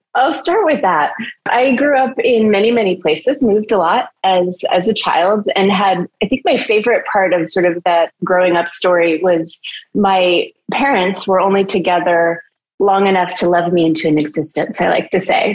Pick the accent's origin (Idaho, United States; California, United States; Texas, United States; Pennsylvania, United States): Idaho, United States; moved away; also born or lived in Los Angeles; in the winters in Idaho, or for the in preparation for the winters, we would literally can fruit